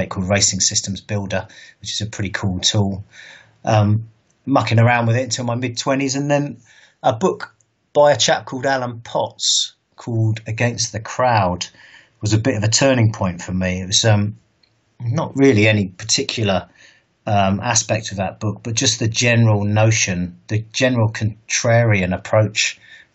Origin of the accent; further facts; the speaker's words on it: Bournemouth, South West England, United Kingdom; moved away as an adult; also born or lived in London; So I'm originally from Bournemouth. I was born and raised there. I moved to London when I was 21